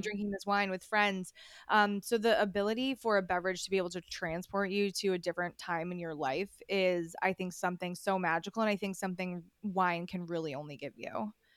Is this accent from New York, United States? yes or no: yes; upstate New York, United States; I am a New Yorker. I'm from upstate New York originally, like, way upstate